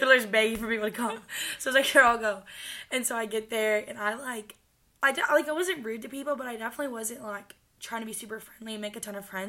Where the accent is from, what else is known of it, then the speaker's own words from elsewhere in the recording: Illinois, United States; moved away as an adult; now in Kentucky, United States; I'm from Illinois